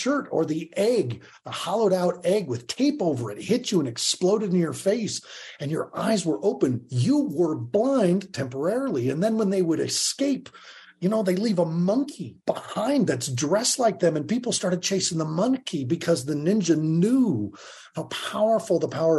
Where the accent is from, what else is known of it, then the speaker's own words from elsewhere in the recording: Longmont, Colorado, United States; I was from Longmont, Colorado, like just the middle